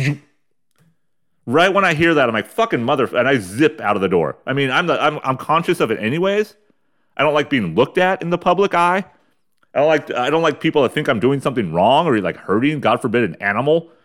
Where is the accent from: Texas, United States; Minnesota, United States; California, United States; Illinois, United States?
California, United States; Ramona; When I was a kid, growing up in Ramona, California, the armpit of San Diego County